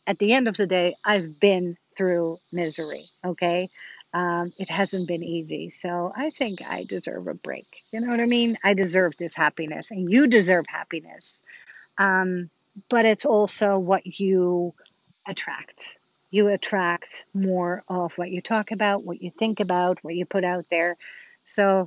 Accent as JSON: {"language": "English", "country": "Netherlands", "moved": "yes", "lives_now": "United States", "said": "I'm from Holland and I talk to my family in Holland"}